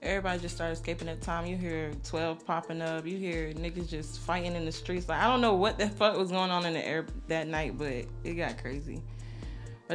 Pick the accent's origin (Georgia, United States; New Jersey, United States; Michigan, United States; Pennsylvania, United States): Georgia, United States; Atlanta; also born or lived in Brooklyn, New York; I was born out there, but I was raised in Atlanta, Georgia. Well, I was raised on the South Side